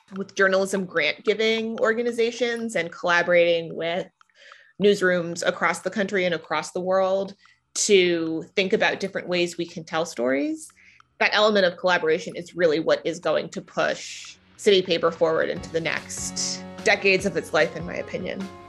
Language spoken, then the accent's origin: English; Silver Spring, Maryland, United States; also born or lived in Boston; now in Washington, D.C., United States; I hail from just outside Washington, D.C. I'm from Silver Spring, Maryland, and read the city paper in high school